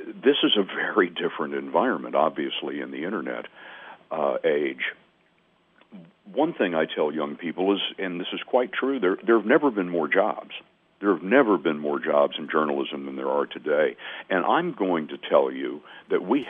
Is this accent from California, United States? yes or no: no; Lubbock, Texas, United States; moved away; the 90,000 daily paper in my hometown of Lubbock, Texas